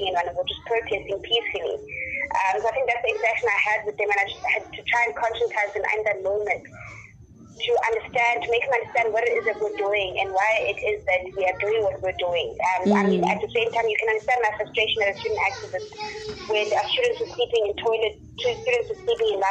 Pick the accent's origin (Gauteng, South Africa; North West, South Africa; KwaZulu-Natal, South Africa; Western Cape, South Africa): Western Cape, South Africa; Cape Town; moved away as an adult; now in Johannesburg, South Africa; I was born in Cape Town. I raised in Cape Town, and I moved to Johannesburg about 5 years ago